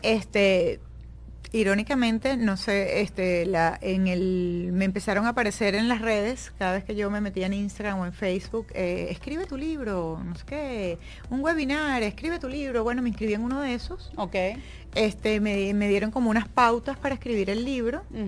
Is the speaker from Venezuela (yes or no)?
yes; Venezuela; moved away; yo siendo venezolana